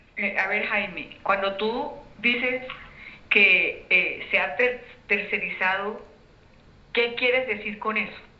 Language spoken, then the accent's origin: Spanish; Colombia